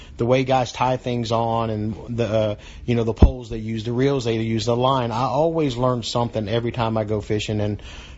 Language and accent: English; Daytona Beach, Florida, United States; my hometown, my home track, family there